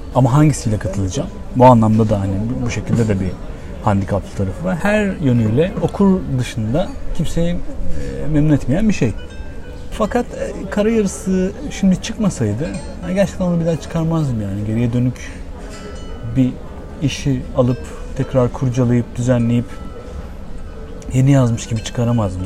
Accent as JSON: {"language": "Turkish", "town": "Bandırma", "region": "Balıkesir", "country": "Turkey", "tie": "born or raised there", "said": "Ama bir yandan da burası benim memleketim. Burası dediğim Bandırma'dan bahsediyorum tabii."}